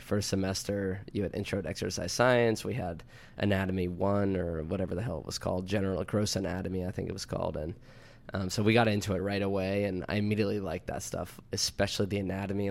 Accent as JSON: {"language": "English", "town": "DuBois", "region": "Pennsylvania", "country": "United States", "tie": "born or raised there", "said": "I'm from Du Bois, PA, small town about an hour west of Penn State"}